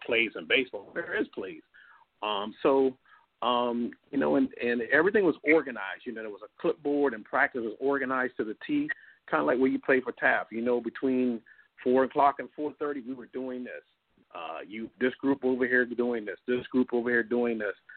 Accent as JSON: {"language": "English", "area": "Stratford", "region": "South Carolina", "country": "United States", "said": "I was from Stratford."}